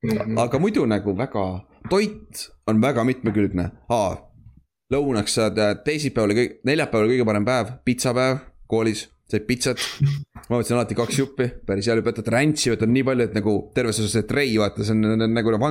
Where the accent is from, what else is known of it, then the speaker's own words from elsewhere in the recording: Estonia; mu vana-vanaema oli rootslane või midagi, sest ma olen, ma olen eestlane